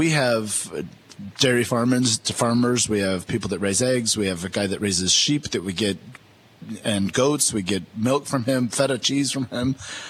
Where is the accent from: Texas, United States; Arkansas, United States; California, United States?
California, United States; Santa Barbara; moved away as an adult; also born or lived in San Francisco / Toronto; I grew up in Santa Barbara, California.